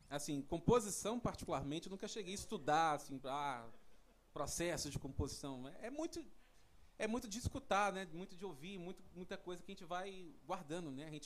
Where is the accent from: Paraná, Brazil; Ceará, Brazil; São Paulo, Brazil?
São Paulo, Brazil; Sou de lá de São Paulo.